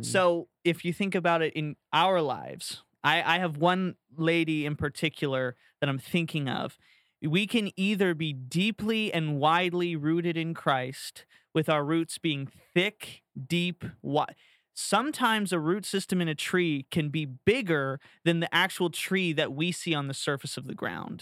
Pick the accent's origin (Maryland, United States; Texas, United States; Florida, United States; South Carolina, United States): Florida, United States; growing up in Florida